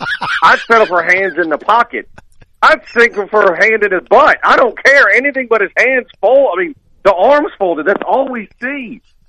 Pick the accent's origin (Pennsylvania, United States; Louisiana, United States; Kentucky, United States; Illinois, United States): Louisiana, United States; New Orleans; we all from Louisiana. I'm from New Orleans. We tend to talk strong.